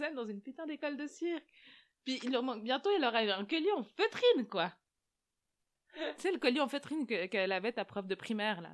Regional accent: Switzerland; nous en tant que Suisses

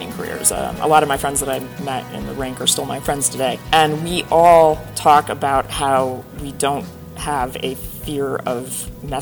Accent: outside of Philadelphia, Pennsylvania, United States; I grew up outside of Philadelphia

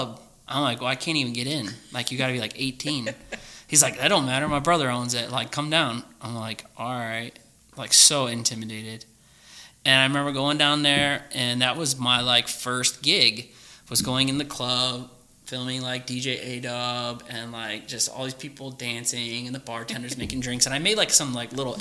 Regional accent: Oregon, Ohio, United States; moved away as an adult; also born or lived in California; I grew up in Oregon, all the way from first grade all the way to high school. So Clay High School is where I went

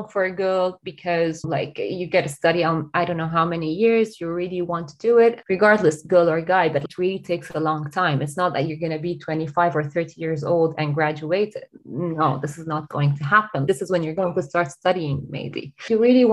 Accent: Lebanon; moved away as an adult; now in Dublin, Ireland; I'm originally from Lebanon, and this is where I grew up, where I was born, and where I got my education and started my career.

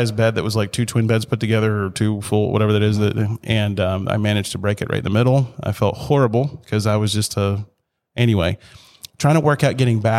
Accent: Chattanooga, Tennessee, United States; that's the Chattanooga's. That's my hometown

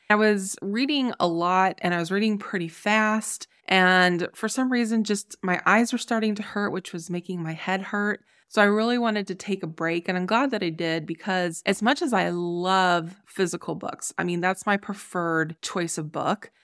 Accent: Ohio, United States; moved away; also born or lived in Colorado; my home state of Ohio

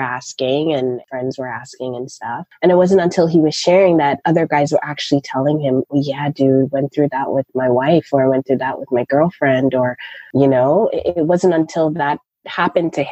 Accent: Toronto, Ontario, Canada; moved away as an adult; also born or lived in Raleigh, North Carolina; I'm originally from Toronto, Canada. I was born and raised there

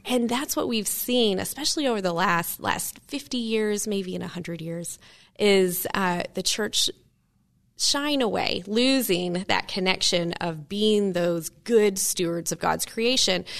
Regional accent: Maryville, Tennessee, United States; moved away; grew up in Maryville as well

